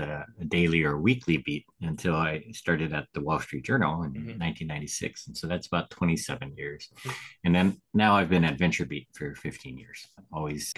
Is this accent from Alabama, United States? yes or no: no; Sacramento, California, United States; I grew up in Sacramento